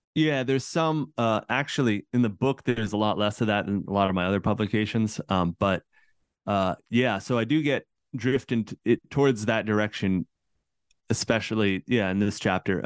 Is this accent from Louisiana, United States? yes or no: no; central Massachusetts, United States; I grew up in Massachusetts, right, in central Massachusetts